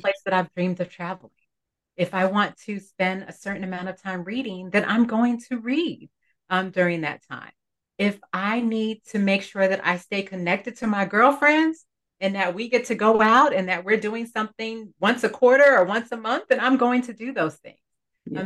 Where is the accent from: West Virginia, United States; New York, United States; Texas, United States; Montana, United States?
New York, United States; New York City; growing up in Brooklyn, New York